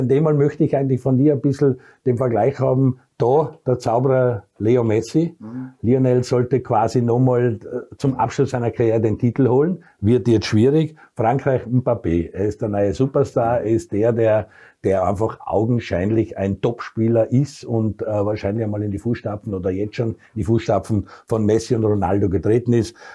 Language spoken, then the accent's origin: German; Austria; die wir als Österreicher oft gesehen haben.